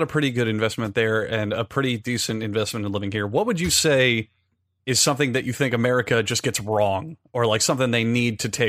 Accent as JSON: {"language": "English", "country": "United States", "said": "because I'm American."}